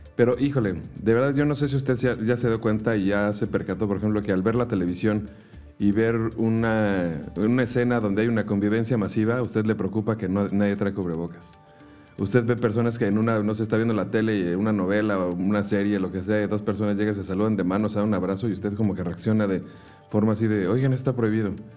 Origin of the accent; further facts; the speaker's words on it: Mexico; nosotros como mexicanos que estamos acostumbrados a una cultura